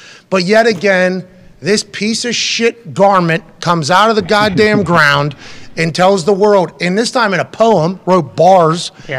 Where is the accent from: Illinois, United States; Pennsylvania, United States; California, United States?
Pennsylvania, United States; I'm from Pennsylvania.